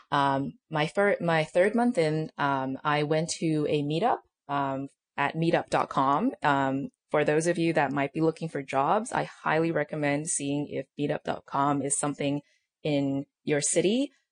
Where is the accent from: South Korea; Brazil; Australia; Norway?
Australia; also born or lived in China; now in United States; I'm technically Australian, but I uh, lived in China for some time, and then I came to the U.S. for college, uh, which was in L.A.